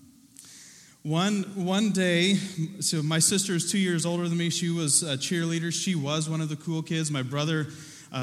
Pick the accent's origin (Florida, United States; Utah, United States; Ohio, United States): Ohio, United States; Southern; Growing up in Southern Ohio, I was a kid who liked to garden